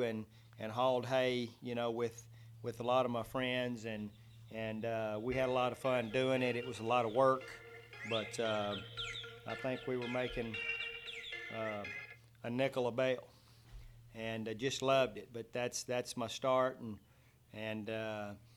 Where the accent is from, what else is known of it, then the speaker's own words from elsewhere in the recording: Mart, Texas, United States; now in Brownwood, United States; just slightly east, a little small community, Mart, Texas, which no one knows of unless you followed high school football